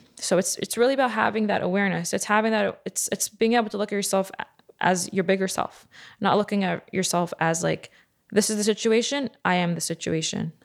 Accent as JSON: {"language": "English", "town": "New York City", "region": "New York", "country": "United States", "tie": "born or raised there", "said": "I grew up in Bar Park"}